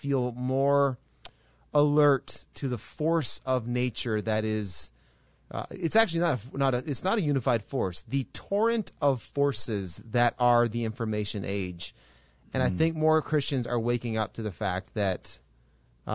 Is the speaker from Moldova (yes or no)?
no; Canada; an observer from Canada, which all three of us are Canadians